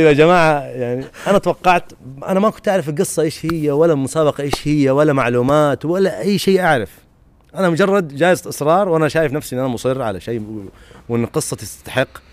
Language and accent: Arabic; Medina, Medina Province, Saudi Arabia; انا بصراحه اعتز بمدنيتي مره كثير